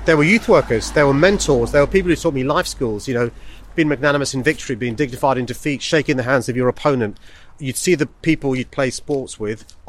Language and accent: English; London, United Kingdom; also born or lived in Tooting; we grew up in Earlsfield by the Henry Prince Estate